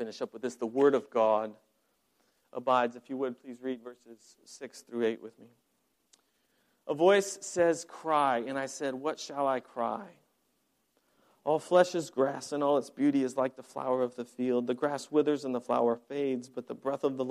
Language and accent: English; Colorado, United States; moved away; I'm from Colorado originally. I grew up on a ranch.